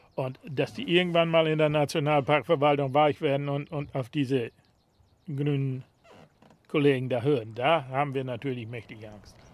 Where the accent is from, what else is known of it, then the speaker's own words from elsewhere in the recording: Neßmersiel, Lower Saxony, Germany; Wir sind ja in der Natur groß geworden. Also als Kind sind wir hier überall rumgelaufen